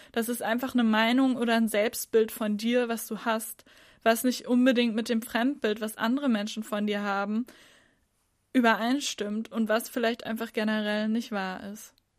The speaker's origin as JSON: {"language": "German", "region": "Northern Germany", "country": "Germany", "said": "Ich komme aus Norddeutschland"}